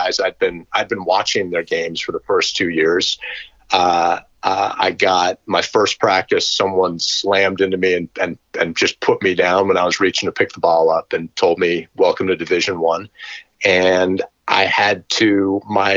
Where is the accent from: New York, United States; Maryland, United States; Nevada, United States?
New York, United States; New York City; I grew up in Manhattan